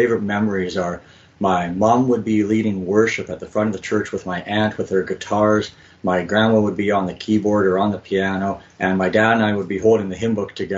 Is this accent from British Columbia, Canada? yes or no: no; Alberta, Canada; also born or lived in Hamilton, Ontario / Manitoba; now in Winnipeg, Canada; I am from Manitoba, but actually I'm originally from Alberta.